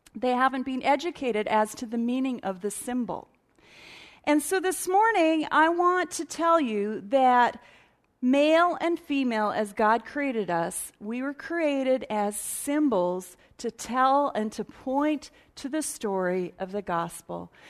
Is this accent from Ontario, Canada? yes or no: no; Edmonton, Alberta, Canada; Born and raised in Edmonton